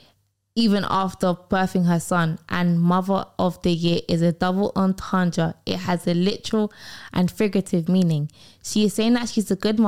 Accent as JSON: {"language": "English", "country": "United Kingdom", "said": "I'm British"}